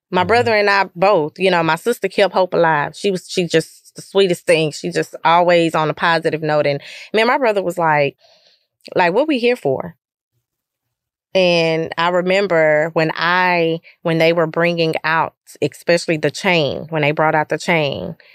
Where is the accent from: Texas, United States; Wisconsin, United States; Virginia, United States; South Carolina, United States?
Texas, United States; Lufkin; You know, I grew up in Lufkin um, but I never really experienced any any racial division